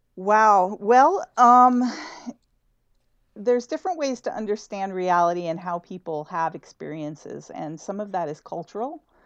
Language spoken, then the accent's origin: English; El Paso, Texas, United States; moved away; I'm from El Paso, Texas originally